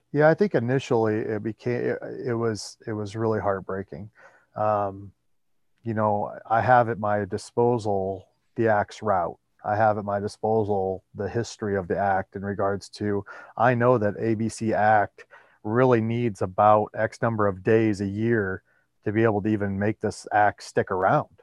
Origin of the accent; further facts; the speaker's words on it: Iowa, United States; my home state of Iowa